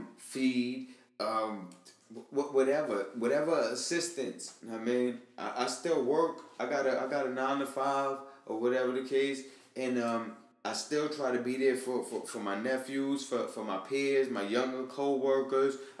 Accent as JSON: {"language": "English", "region": "New York", "country": "United States", "said": "I'm from New York"}